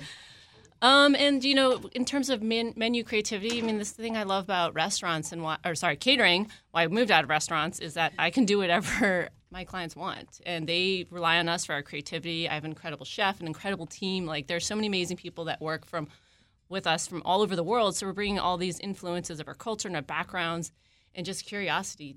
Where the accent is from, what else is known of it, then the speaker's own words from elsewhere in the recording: Maryland, United States; moved away as an adult; also born or lived in West Coast; I am also a Maryland native. I grew up in the area.